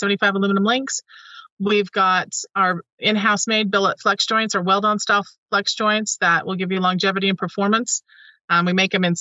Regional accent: Utah, United States; I was born in the US and I was born in Utah, and I'm not Mormon

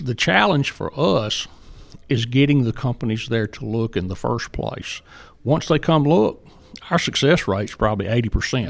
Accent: Jackson, Mississippi, United States; accent: Southern; moved away as an adult; now in Murray, Kentucky, United States; as you might can tell from my accent, I'm, uh, proudly Southern. And I, I grew up in Jackson

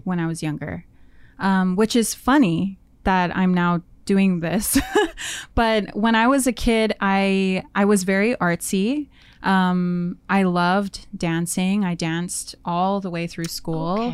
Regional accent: Winnipeg, Manitoba, Canada; moved away as an adult; now in Vancouver, Canada; I moved from Winnipeg. I was born and raised there

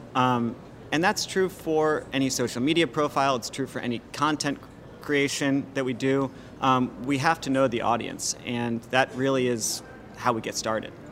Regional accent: Washington, District of Columbia, United States; moved away as an adult; now in New Orleans, United States; I grew up in Washington, D.C., it was cold

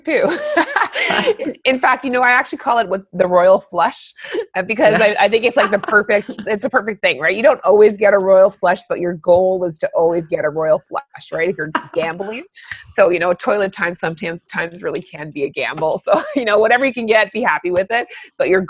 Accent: Northern Ontario, Canada; I grew up in Northern Ontario

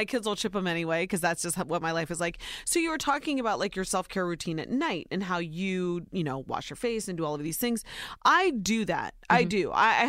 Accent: Ohio, United States; born or raised there

